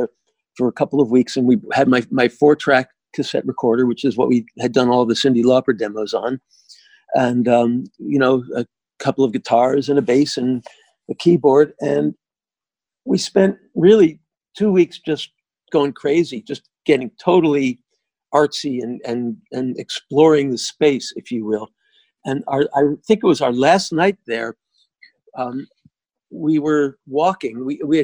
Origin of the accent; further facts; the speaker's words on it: United States; we're American